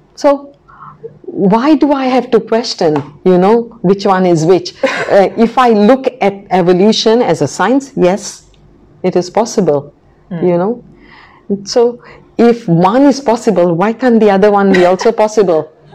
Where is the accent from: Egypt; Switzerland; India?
India; Goa; now in Macau, Missouri, United States; I come from Goa, which was a Portuguese colony for about 500 years.